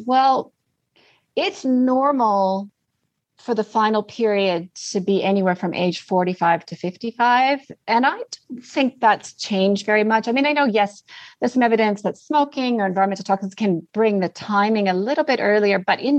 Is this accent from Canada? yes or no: yes; Canada; also born or lived in Australia / New Zealand; I'm currently in Canada. I'm Canadian, but I've been down under for a long, long time.